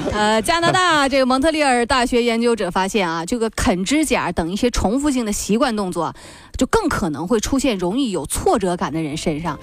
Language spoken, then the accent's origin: Chinese; China; 我们中国人